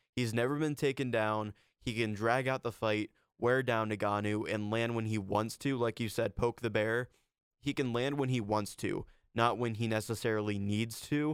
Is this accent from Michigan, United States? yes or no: no; Ohio, United States; I'm from Ohio